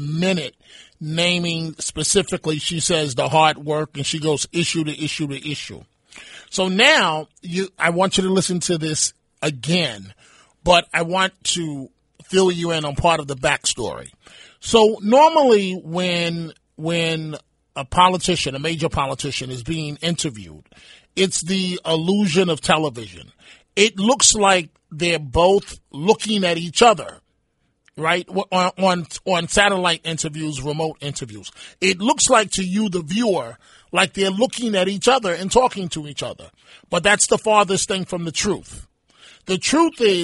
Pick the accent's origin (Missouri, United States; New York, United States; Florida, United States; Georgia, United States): New York, United States; New York City; Bernie and I grew up in the Bronx